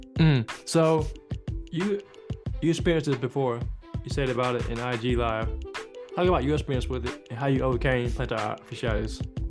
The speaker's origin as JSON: {"language": "English", "region": "South Carolina", "country": "United States", "said": "I'm from South Carolina"}